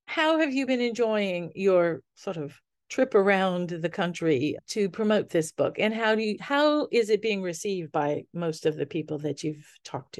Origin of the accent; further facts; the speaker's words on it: New Orleans, Louisiana, United States; I grew up in New Orleans in the Sicilian family